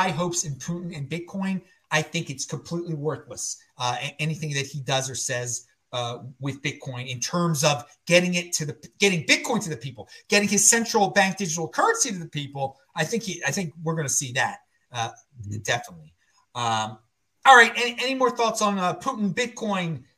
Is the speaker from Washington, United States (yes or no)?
no; Baltimore, Maryland, United States; moved away; also born or lived in West Virginia; I'm from the East Coast, Baltimore originally